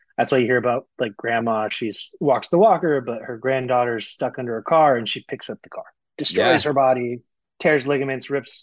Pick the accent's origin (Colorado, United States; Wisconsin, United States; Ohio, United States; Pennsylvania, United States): Colorado, United States; moved away as an adult; also born or lived in South Florida; We were both kind of born and raised in Colorado